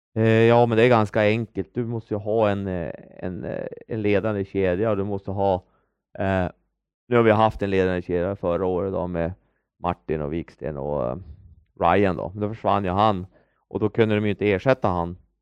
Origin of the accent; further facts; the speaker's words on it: Örnsköldsvik, Västernorrland County, Sweden; moved away as an adult; hemma i Övik